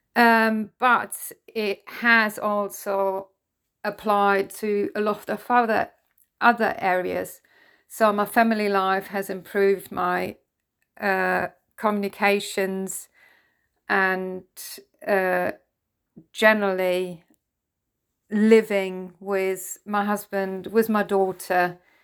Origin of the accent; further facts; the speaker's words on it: Germany; English is a second language; I'm German, I'm not a native English speaker